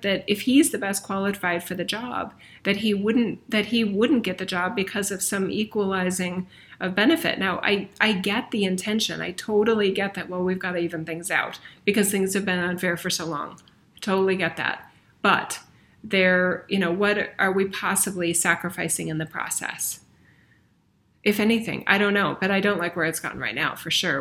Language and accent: English; United States; we as a nation, I'm American